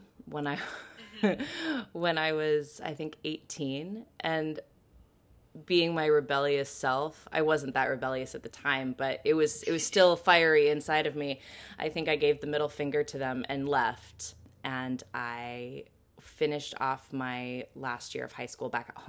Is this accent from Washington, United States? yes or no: yes; Washington, United States; moved away as an adult; also born or lived in London, United Kingdom; now in New York City, United States; I'm originally from Washington State, so the Pacific Northwest, which right now I miss desperately